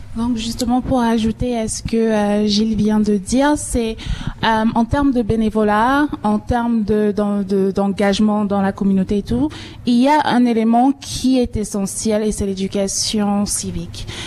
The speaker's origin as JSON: {"language": "French", "country": "Cameroon", "moved": "yes", "lives_now": "Toronto, Canada", "said": "je suis originaire du Cameroun"}